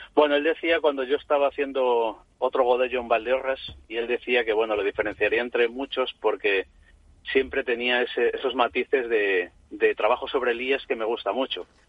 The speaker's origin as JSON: {"language": "Spanish", "area": "village on the León–Galicia border, Bierzo area", "region": "Castile and León", "country": "Spain", "said": "mi tierra y mi casa"}